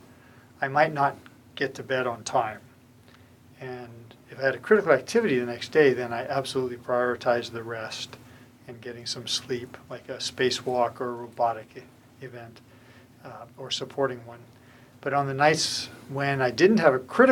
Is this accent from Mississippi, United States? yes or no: no; Southern California, United States; also born or lived in Moscow; now in Monterey, United States; I grew up in Southern California, surfing, skateboarding